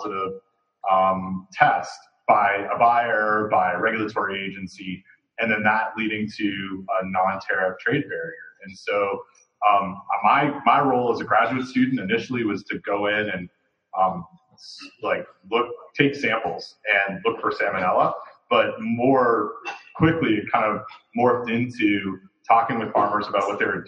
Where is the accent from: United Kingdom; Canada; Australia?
Canada; Toronto, Ontario; moved away as an adult; also born or lived in Windsor, Ontario; now in Raleigh, United States; I'm from Toronto originally.